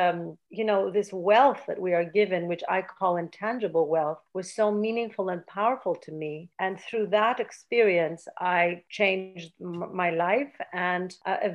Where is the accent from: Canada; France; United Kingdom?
Canada; also born or lived in Athens, Greece; I was born in Athens, and at a very early age, around 3 years old, we had to suddenly leave Greece due to a dictatorship. And I was brought to Canada, and that's where I grew up